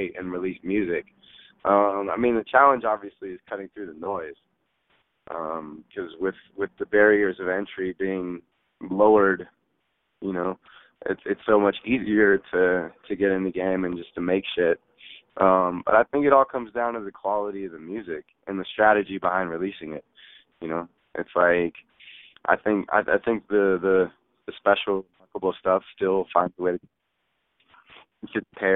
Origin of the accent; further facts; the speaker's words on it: the Bay Area, California, United States; growing up in the Bay